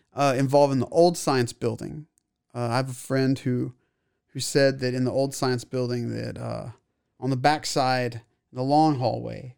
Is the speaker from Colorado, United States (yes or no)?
no; Waco, Texas, United States; I was born here in Waco.